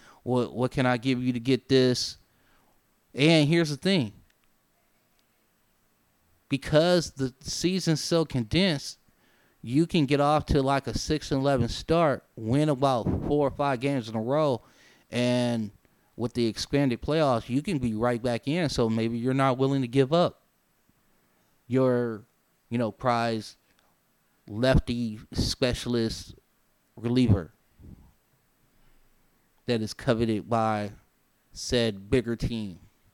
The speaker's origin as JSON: {"language": "English", "town": "Los Angeles", "region": "California", "country": "United States", "tie": "born or raised there", "also_born_or_lived": "Boston", "moved": "yes", "said": "I grew up in Los Angeles. I spent 15, 16 years in Boston."}